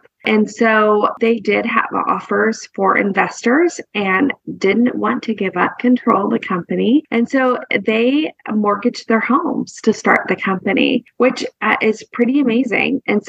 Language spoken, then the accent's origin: English; West Coast, United States; growing up on the West Coast versus where we live now, the South is maybe not as progressive as some of the other coastlines.